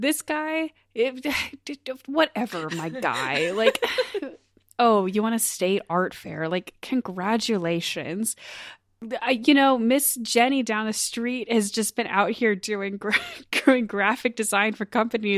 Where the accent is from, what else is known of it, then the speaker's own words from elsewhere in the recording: United States; I'm so American. Okay. I'm like, state fairs are part of my culture. Yeah, they're in my blood.